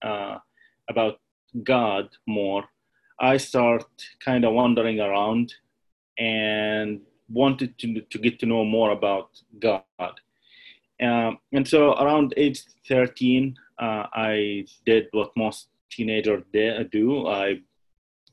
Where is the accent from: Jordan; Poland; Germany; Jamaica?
Jordan; moved away; I come from Jordan, which is a dominant Muslim country